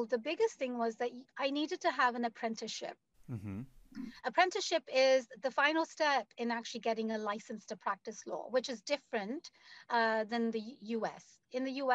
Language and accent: English; London, United Kingdom; moved away as an adult; now in United States; I was born and raised in London.